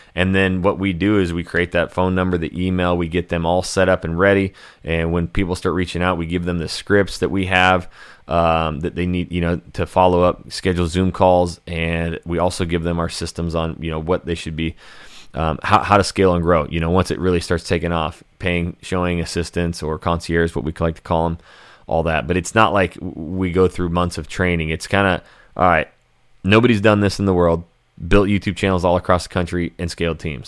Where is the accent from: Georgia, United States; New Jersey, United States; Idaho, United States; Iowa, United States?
Idaho, United States; Hayden; also born or lived in Coeur d'Alene, Idaho; born and raised Idaho, and I grew up in Coeur d'Alene, er, in, in North Idaho. I was actually in Hayden, Idaho.